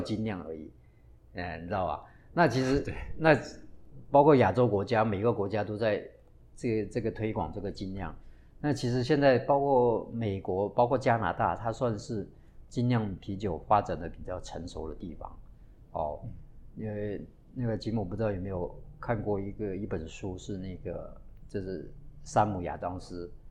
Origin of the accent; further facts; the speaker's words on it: Taiwan; 我们台湾人喜欢喝威士忌